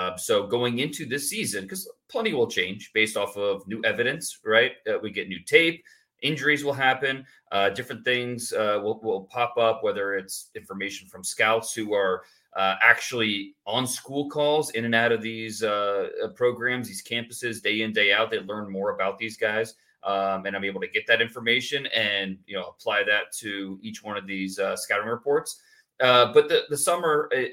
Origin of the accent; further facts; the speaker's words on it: Warren, Ohio, United States; also born or lived in Akron, Ohio / Texas; I'm from Warren, Ohio. I was actually born in Akron, but I moved to Warren when I was young and raised there.